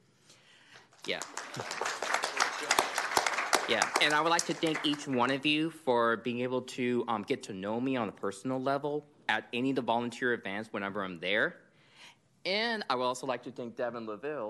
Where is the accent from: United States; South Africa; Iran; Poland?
United States; Merced, California; my hometown of Merced